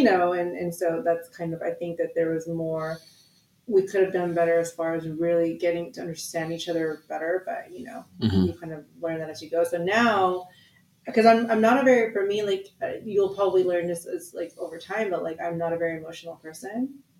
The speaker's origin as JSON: {"language": "English", "country": "Philippines", "said": "And for me, like, being a Filipino woman, we're very, like, much high level nurturers, you know"}